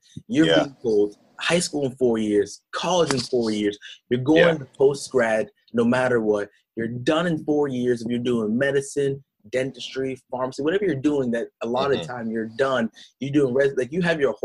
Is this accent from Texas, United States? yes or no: no; New Hampshire, United States; I'm from New Hampshire. So from the 603, that state in the top northeast, right next to Maine, next to Vermont, next to Massachusetts. So, you know, growing up for me, I did not know that I was a black kid